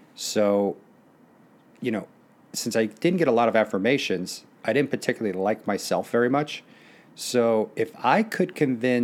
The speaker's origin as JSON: {"language": "English", "town": "Naperville", "region": "Illinois", "country": "United States", "tie": "born or raised there", "also_born_or_lived": "Youngstown, Ohio / Beirut, Lebanon", "said": "I really enjoyed growing up in Naperville"}